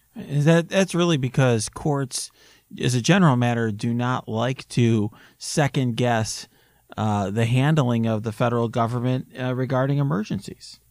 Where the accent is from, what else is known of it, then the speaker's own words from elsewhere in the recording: Naperville, Illinois, United States; my hometown in Naperville where I grew up